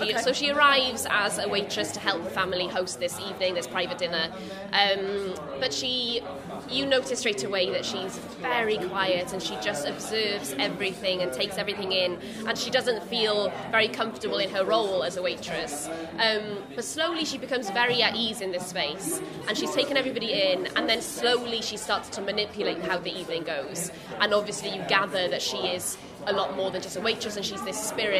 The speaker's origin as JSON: {"language": "English", "region": "Wales", "country": "United Kingdom", "said": "And it does seem to, I think as Welsh, because you're not always aware of how little awareness there is worldwide about the existence of Welsh."}